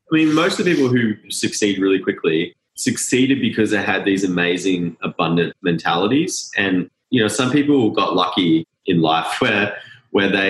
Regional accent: Australia; I think one aspect too, growing up in Australia, I don't know if you guys notice this, but there's the tall poppy syndrome

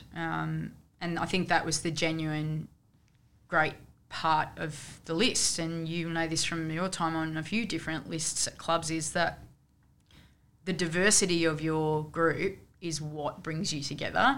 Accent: Canberra, Australian Capital Territory, Australia; me growing up in Canberra

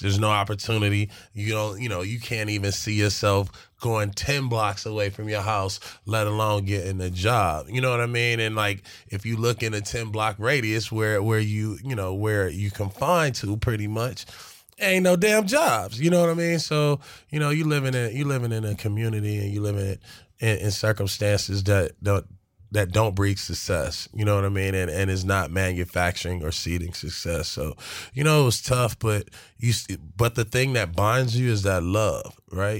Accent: Los Angeles, California, United States; being a young black kid, right, from South Central

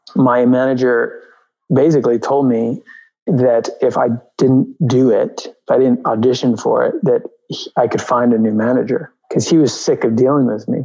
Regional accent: New York, United States; also born or lived in Albuquerque, New Mexico; Yeah, I grew up in New York. I grew up uh, on the Upper West Side I was born in Albuquerque, New Mexico, and then I was at four years old. I moved with my mother to New York.

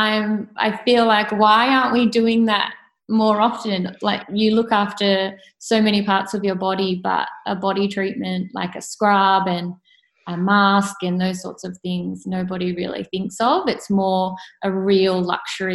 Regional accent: Sydney, New South Wales, Australia; also born or lived in Clovelly; I was born and bred in Coogee and that's still my local

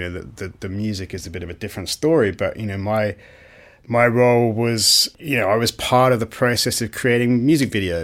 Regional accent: United Kingdom; moved away as an adult; also born or lived in New York, United States / Australia; I'm British, grew up in the UK

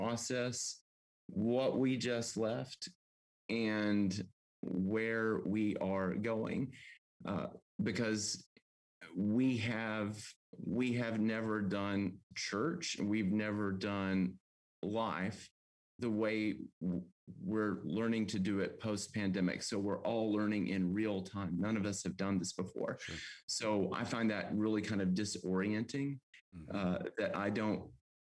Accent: Texas, United States; moved away; also born or lived in Amarillo, Texas; growing up a Southern Baptist in deep in the heart of Texas

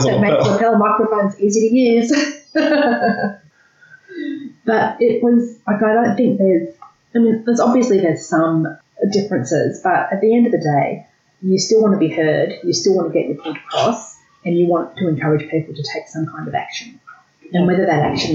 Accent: Australia; what it was like living in Australia, what it was like growing up in Australia

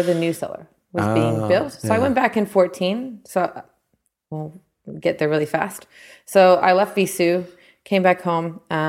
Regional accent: Southern California, United States; moved away as an adult; now in New Zealand; I'm from California

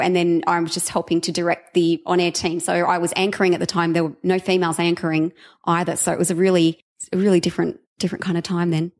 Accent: Sydney, New South Wales, Australia; moved away; I was from Sydney

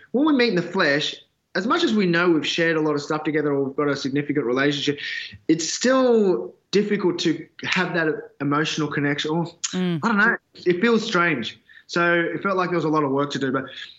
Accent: Australia; ethnic kids growing up in Australia, you go back to your parents' country

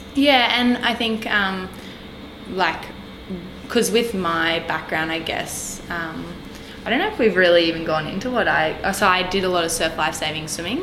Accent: Magnetic Island, Queensland, Australia; also born or lived in Townsville; now in Brisbane, Australia; I grew up on Magnetic Island

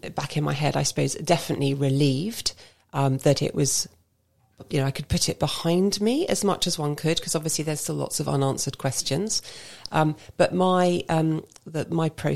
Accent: London, United Kingdom; moved away as an adult; now in Basingstoke, United Kingdom; I still count myself as a born and bred Londoner.

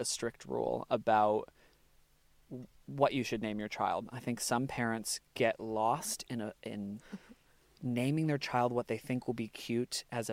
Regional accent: United States; now in Australia; I'm American

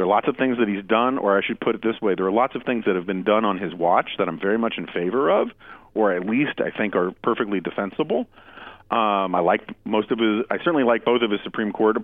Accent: New York City, New York, United States; I grew up in New York City.

